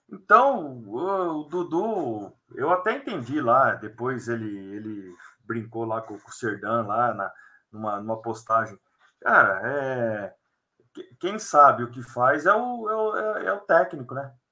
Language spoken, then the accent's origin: Portuguese; Assis, São Paulo, Brazil; born there; eu nasci em Assis.